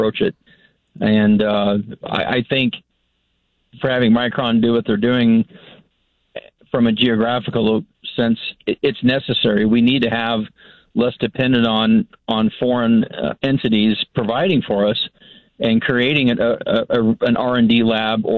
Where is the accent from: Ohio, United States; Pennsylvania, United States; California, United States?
California, United States; moved away as an adult; now in Boise, United States; I was actually born and raised in California, and as a native there